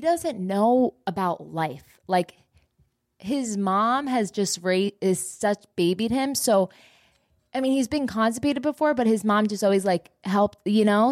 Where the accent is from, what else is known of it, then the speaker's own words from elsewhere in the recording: New Jersey, United States; now in Texas, United States; I'm from Jersey